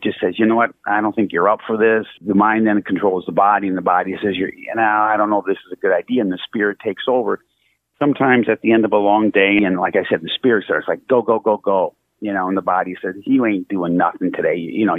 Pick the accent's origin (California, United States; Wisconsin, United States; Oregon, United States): Wisconsin, United States; Yeah, Wisconsin.